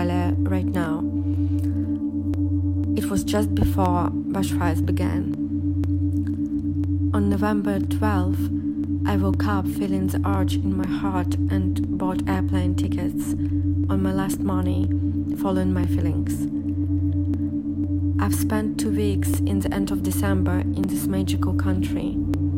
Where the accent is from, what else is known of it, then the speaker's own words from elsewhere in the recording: Saint Petersburg, Russia; moved away as an adult; St. Petersburg, Russia, my hometown